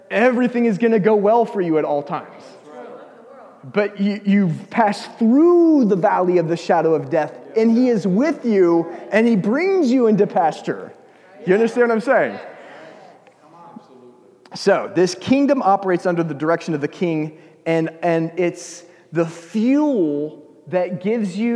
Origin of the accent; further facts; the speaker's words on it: United States; moved away; I'm an American